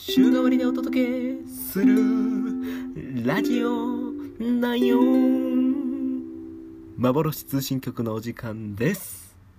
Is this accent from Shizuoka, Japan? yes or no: no; Osaka, Japan; accent: Kansai dialect; moved away as an adult; also born or lived in Kawachinagano, Osaka; now in Tokyo, Japan; 私、大阪生まれ、大阪育ちでございまして、関西弁も抜けておりません。